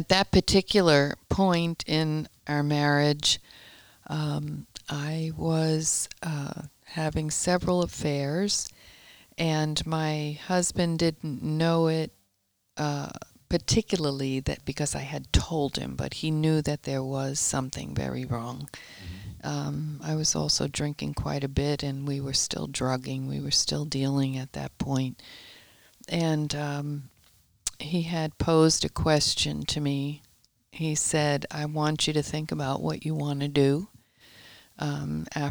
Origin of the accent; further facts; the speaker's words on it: New York, United States; also born or lived in Yonkers, New York / Brooklyn, New York / Tarrytown, New York; I was born and raised in New York.